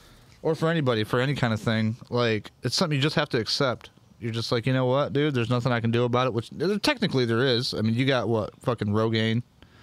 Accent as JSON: {"language": "English", "town": "Jackson", "region": "Michigan", "country": "United States", "tie": "born or raised there", "said": "I remember I came there from East Jackson in third grade."}